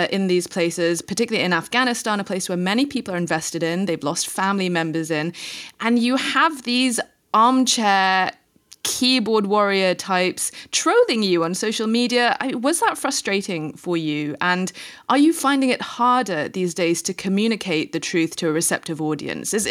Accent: Indonesia; moved away; also born or lived in Singapore; I mean, I grew up in a different country. I grew up in Indonesia, and I wasn't even even able to hang on, hang on to that language. My Indonesian is terrible.

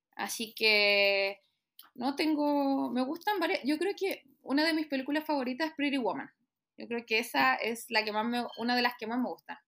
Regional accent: Santiago, Santiago Metropolitan Region, Chile; Soy acá de Santiago.

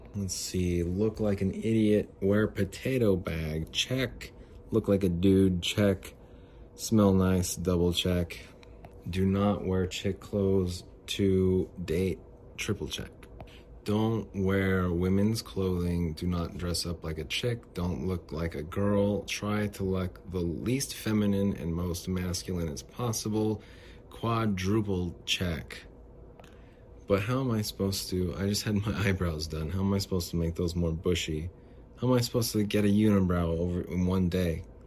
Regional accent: Phoenix, Arizona, United States; I'm from, I'm from Phoenix

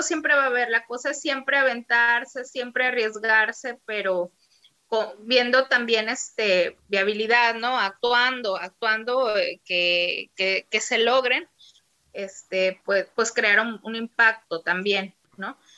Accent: Poza Rica, Veracruz, Mexico; yo soy de la ciudad de Poza Rica, Veracruz

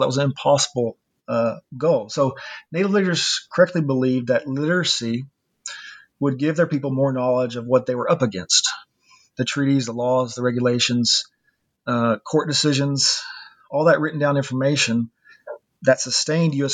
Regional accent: Ozark, Arkansas, United States; also born or lived in Fayetteville, Arkansas / Helsinki, Finland; I was born and raised in Ozark, Arkansas

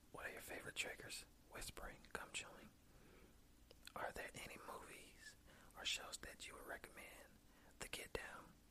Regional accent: Alabama, United States

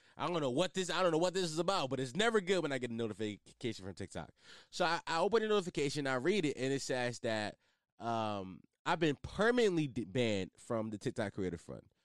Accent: Philadelphia, Pennsylvania, United States; my city, I'm from Philly

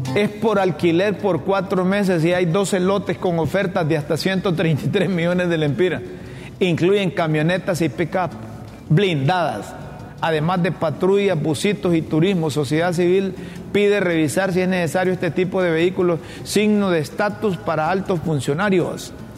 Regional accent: Honduras; Yo como hondureño y como seguidor del fútbol

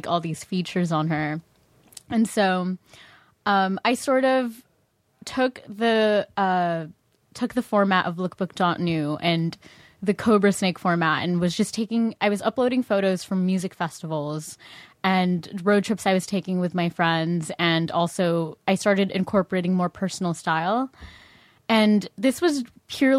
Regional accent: Orange County, California, United States; also born or lived in San Fernando Valley, California / Philippines; I grew up in Orange County

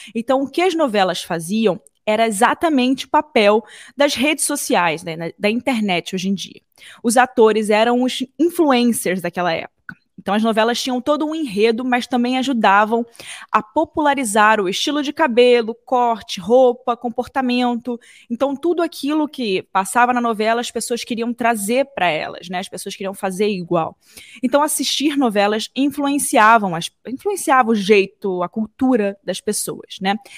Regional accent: Rio de Janeiro, Brazil; eu sou do Rio de Janeiro, né? Eu cresci no Rio de Janeiro

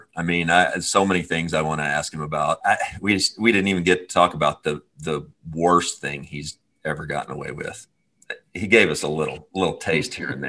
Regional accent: Kentucky, United States; We grew up in Kentucky.

